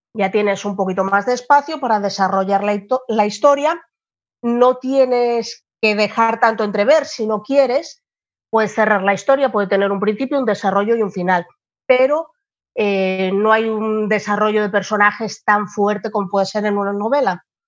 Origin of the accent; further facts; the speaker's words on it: Gijón, Asturias, Spain; yo soy asturiana de, de Gijón, en España.